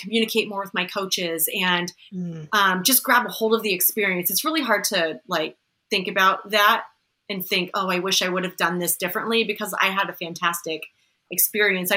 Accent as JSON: {"language": "English", "region": "Southern California", "country": "United States", "tie": "born or raised there", "said": "I grew up in Southern California."}